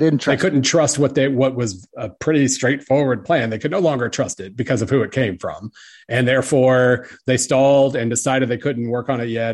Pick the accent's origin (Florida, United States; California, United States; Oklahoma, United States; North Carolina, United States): Oklahoma, United States; I grew up in Oklahoma